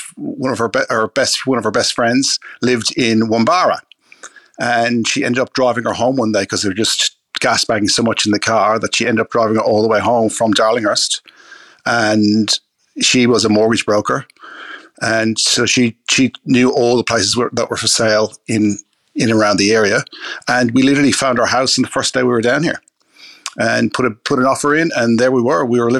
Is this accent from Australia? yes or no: no; Ireland; Well, I grew up in Ireland, and my first memory of wine was sitting around the table with family